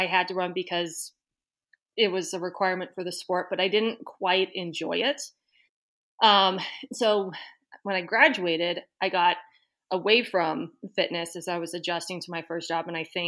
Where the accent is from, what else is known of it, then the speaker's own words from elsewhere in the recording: Wellesley, Massachusetts, United States; So I don't know if you could say I grew up in Boston, but I spent all of my teenage years and early 20s in Boston in the town of Wellesley.